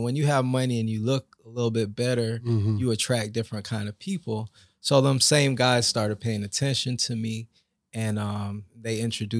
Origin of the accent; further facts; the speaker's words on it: Lake Worth, Florida, United States; I was raised in Lake Worth, Florida, around a lot of drug neighborhood, drug-infested neighborhood, and as a young man, you're looking to see what you can model.